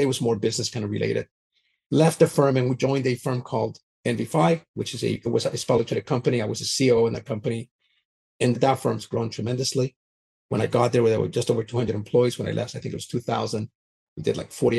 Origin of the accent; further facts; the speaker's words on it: Canada; moved away; also born or lived in Vancouver, British Columbia; So I grew up in Canada, so I'm Canadian